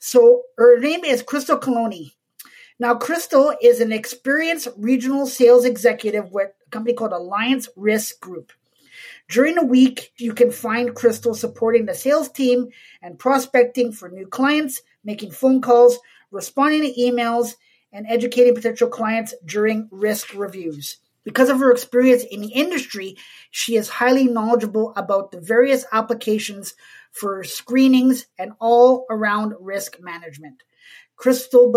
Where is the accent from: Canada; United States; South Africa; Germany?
Canada; Montreal, Quebec; moved away; I'm originally from Montreal